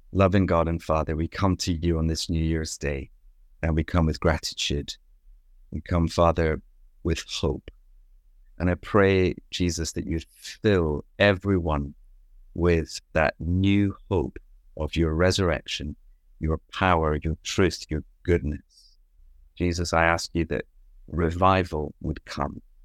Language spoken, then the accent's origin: English; Scot, Scotland, United Kingdom; now in Loughton, United Kingdom; I'm a Scot